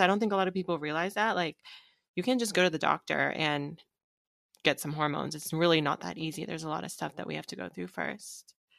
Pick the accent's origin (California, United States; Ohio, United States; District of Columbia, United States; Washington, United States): Washington, United States; Seattle; me growing up in Seattle